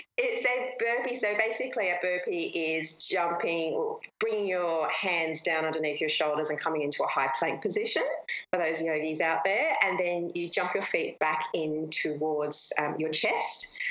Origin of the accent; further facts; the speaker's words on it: Australia; I'm from Australia and we have the most beautiful beaches in the world